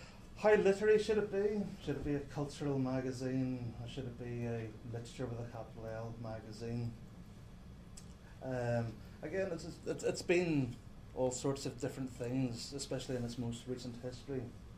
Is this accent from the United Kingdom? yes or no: no; Ireland; I mean, I'm an Irish poet, so just, you know, Ireland is going to be on the radar.